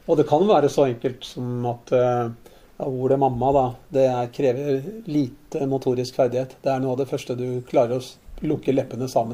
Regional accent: Lørenskog, Akershus, Norway; born or raised there

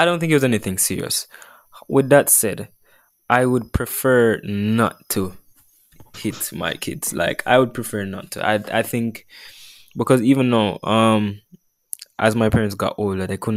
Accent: Jamaica; we're Jamaican with this culture

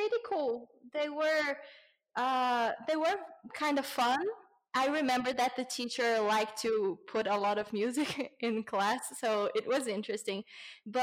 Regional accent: Brazil; English is a second language; also born or lived in England; When I was a kid, I lived for a couple of months in England. But I went to school, but I didn't really learn the language. So when I came back to Brazil, I didn't speak English

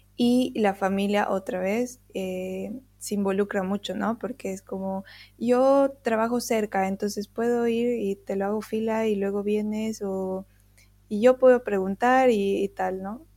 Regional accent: Bolivia; nosotros, bolivianos

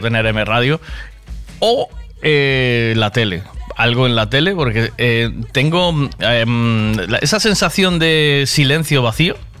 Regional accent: Tui, Galicia, Spain; moved away; nos criamos en Tui y entonces Tui te huele a la infancia

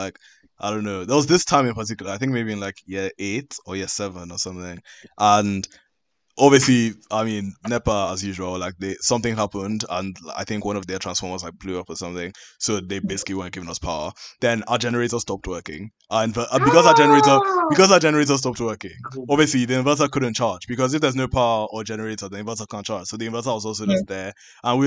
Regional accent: Nigeria; being Nigerian is a vibe

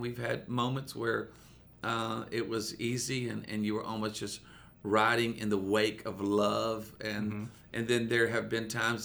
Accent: Myrtle Beach, South Carolina, United States; also born or lived in Charlotte, North Carolina; I was born in Charlotte, North Carolina, and then I grew up in Myrtle Beach, South Carolina. So I grew up at the beach

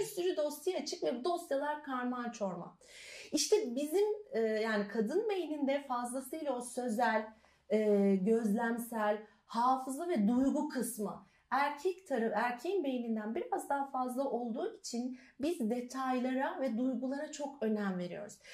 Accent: Elazığ, Elazığ Province, Turkey; moved away; also born or lived in Trabzon; ben aslında Elazığlıyım.

